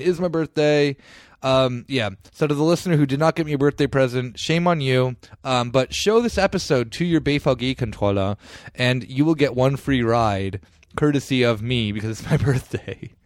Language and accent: English; Italy; moved away; my home country